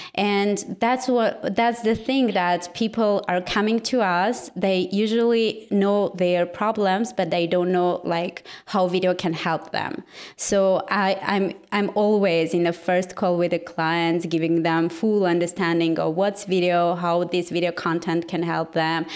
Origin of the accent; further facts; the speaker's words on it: Yerevan, Armenia; I'm from Armenia, actually from capital of Armenia, and my team and everything is situated here